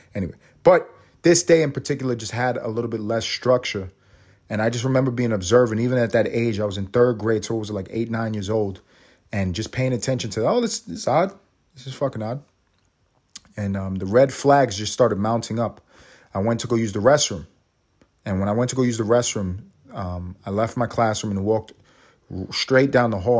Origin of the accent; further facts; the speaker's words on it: New York City, New York, United States; I was in New York City. I'm from New York. I was in the third grade